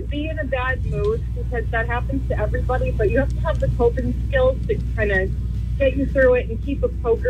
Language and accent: English; Goffstown, New Hampshire, United States; I'm from Goffstown.